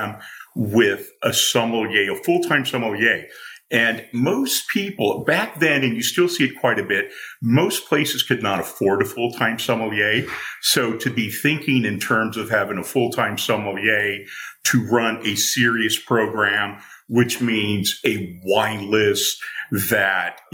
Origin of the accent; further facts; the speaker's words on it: Newport Beach, California, United States; I grew up in Southern California, and as a kid in the Newport Beach area